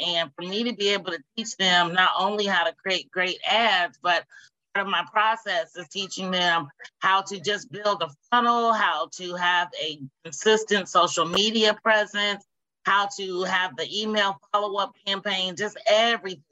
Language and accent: English; Indianapolis, Indiana, United States; moved away as an adult; now in Dayton, United States; I am from Indianapolis, Indiana